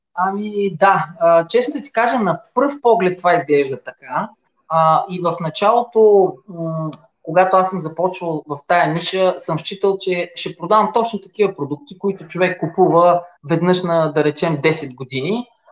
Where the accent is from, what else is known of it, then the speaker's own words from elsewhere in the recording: Silistra, Silistra Province, Bulgaria; На 48 години съм от Силистра